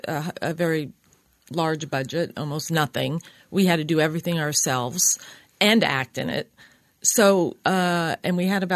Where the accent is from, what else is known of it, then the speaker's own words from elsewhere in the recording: Oregon, United States; although I grew up in Oregon, I never had been to Ashland.